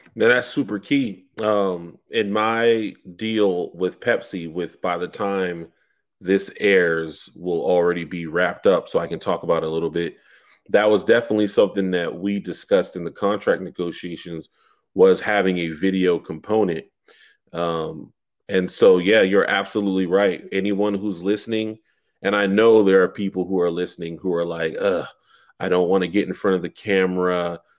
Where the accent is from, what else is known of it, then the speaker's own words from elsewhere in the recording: Charleston, South Carolina, United States; the newspaper in my hometown, which is one of the oldest in America, is called the Post and Courier.